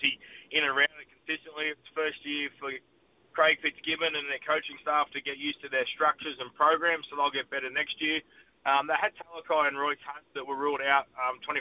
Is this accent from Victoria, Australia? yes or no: no; Newcastle, New South Wales, Australia; I was a young kid growing up in Newcastle